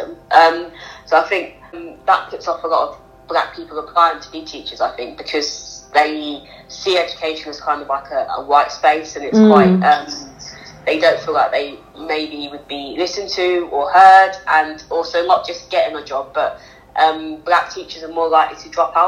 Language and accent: English; Northampton, East Midlands, United Kingdom; Northampton, growing up in Northampton, it's not kind of like London or Birmingham